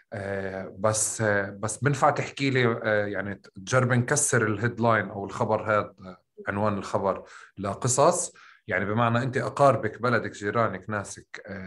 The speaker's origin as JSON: {"language": "Arabic", "town": "Tulkarm", "region": "West Bank", "country": "Palestine", "said": "طول كرم احنا بنحكي بالقاف"}